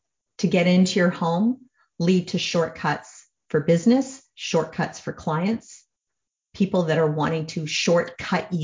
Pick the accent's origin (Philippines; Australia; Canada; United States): Canada; I'm a Canadian